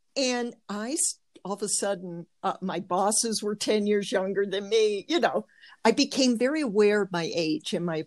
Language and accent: English; Detroit, Michigan, United States; moved away as an adult; also born or lived in California; I grew up in the suburbs of Detroit, Motown